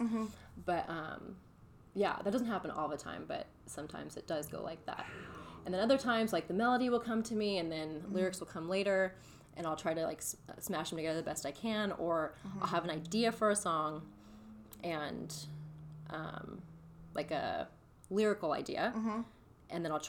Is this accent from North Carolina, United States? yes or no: no; Hemet, California, United States; I'm from Hemet, California